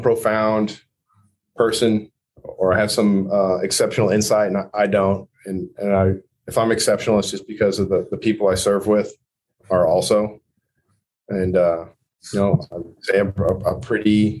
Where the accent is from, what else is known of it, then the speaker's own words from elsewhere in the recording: Merritt, Oklahoma, United States; moved away as an adult; I've gone back to my hometown a couple times, Merritt, Oklahoma.